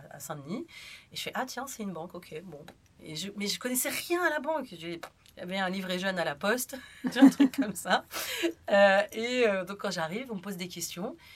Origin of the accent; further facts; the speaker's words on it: Algeria; now in France; Donc, il faut savoir que moi, je suis née en France, mais j'ai vécu en Algérie. Donc ça c'est un petit détail. Et quand je suis revenue en France parce que c'était la guerre civile